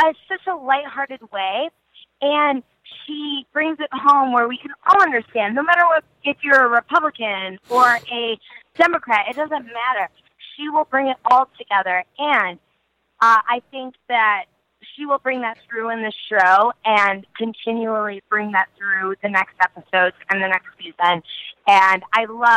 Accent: Chicago, Illinois, United States; I'm from Chicago, born and raised

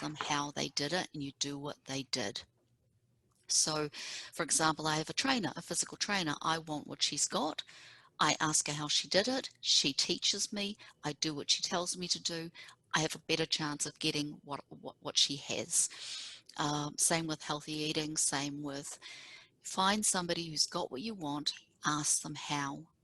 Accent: Auckland, New Zealand; moved away as an adult; now in Seattle, United States; We grew up on the North Shore together

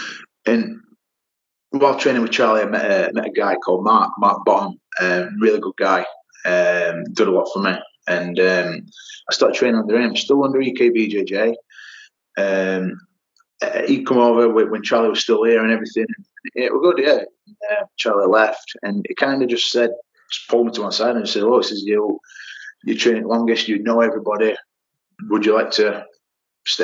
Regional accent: Yorkshire and the Humber, United Kingdom; I'm from Yorkshire

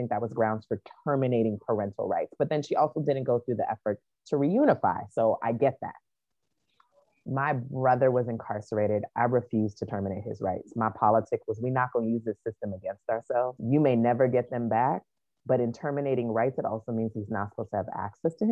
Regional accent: Hawaii, United States; also born or lived in Chicago; now in Atlanta, United States; I grew up in Hawaii

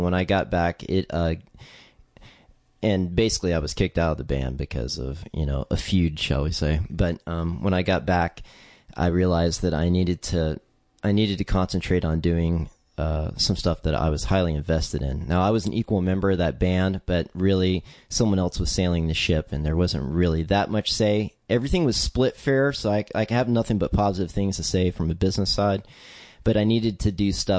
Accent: Texas, United States; also born or lived in Virginia; yeah, Virginia and Texas. Basically, I'm from Texas, but I'm a military kid, so I ended up back in Texas when my dad retired, and that was for my senior year.

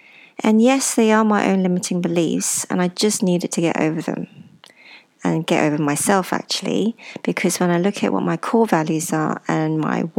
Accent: Ipoh, Perak, Malaysia; born there; And I was born in Ipoh, a small town in Malaysia.

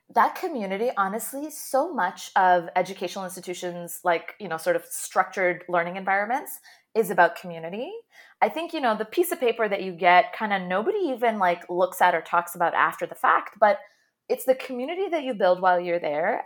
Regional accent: Jeddah, Makkah Province, Saudi Arabia; moved away as an adult; also born or lived in Toronto; So I grew up in Jeddah in Saudi Arabia and then moved to Toronto for undergrad.

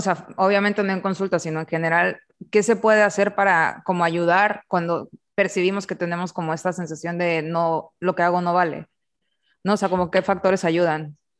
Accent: Mexico

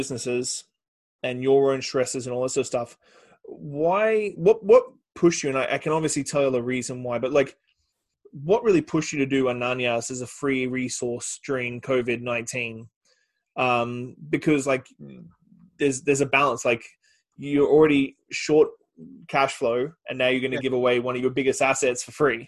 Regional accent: behind Brisbane, Queensland, Australia; moved away; where I grew up in Australia

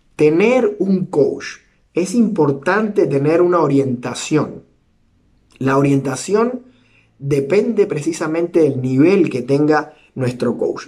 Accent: Cuba; soy cubano

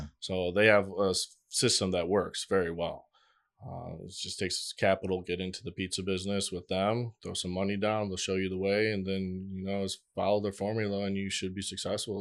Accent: Michigan, United States; born or raised there; moved away as an adult; now in Miami, United States

